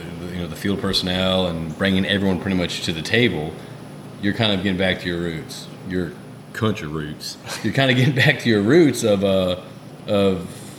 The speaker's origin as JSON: {"language": "English", "region": "Connecticut", "country": "United States", "tie": "born or raised there", "also_born_or_lived": "Houston, Texas", "moved": "yes", "said": "I was born in Houston, but I grew up in Connecticut, okay?"}